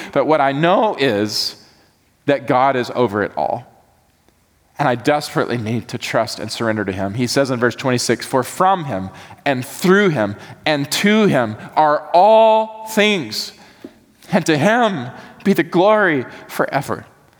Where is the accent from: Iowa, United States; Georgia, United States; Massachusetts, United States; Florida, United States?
Georgia, United States; also born or lived in Atlanta; Y'all can judge me for this or not, but I came from Georgia.